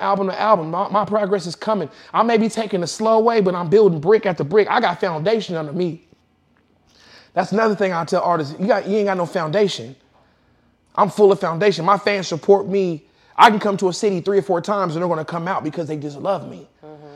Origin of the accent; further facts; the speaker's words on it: Kansas, United States; I'm from Kansas